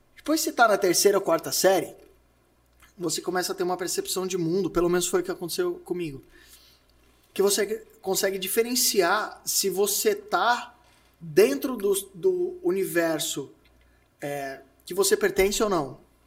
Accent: Santo André, São Paulo, Brazil; eu nasci em Santo André. E Santo André tem algumas escolas muito boas, assim. E eu sempre estudei nessas

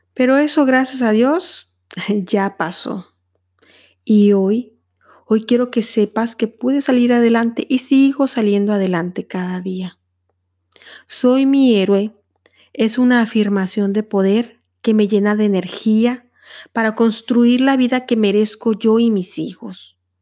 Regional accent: Mexico; moved away as an adult; now in Netherlands; soy una mexicana a quien el amor la trajo a los Países Bajos

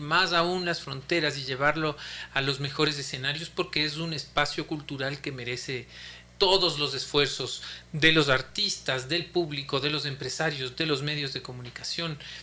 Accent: Ecuador

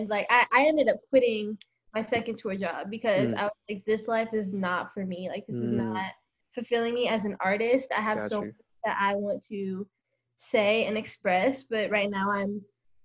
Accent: Orange County, California, United States; also born or lived in Los Angeles, California; I'm from Orange County, California.

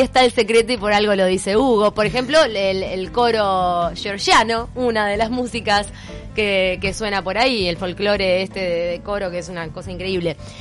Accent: Uruguay; uno como uruguayo

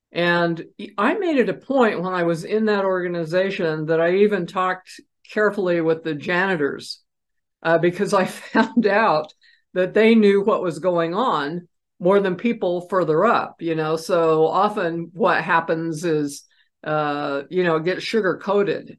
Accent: Idaho, United States; idaho plates which is where i was raised after my dad retired from the military

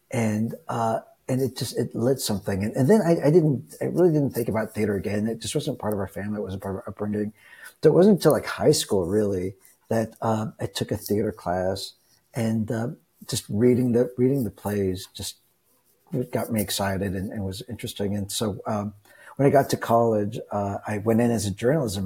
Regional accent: Texas, United States; I grew up in Texas

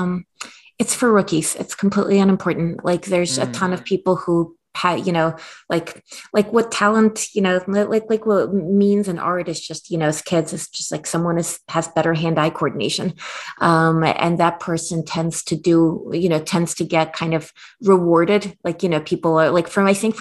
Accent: Minsk, Belarus; now in United States; I was born in Belarus

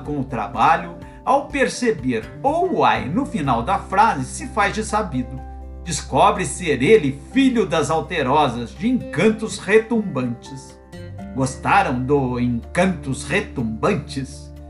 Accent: Brazil; Não sou mineiro, mas da divisa e filho de um

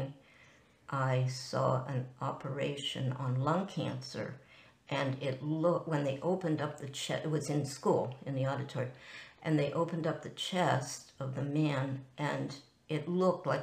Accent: Pittsburgh, Pennsylvania, United States; I was born in Pittsburgh, Pennsylvania

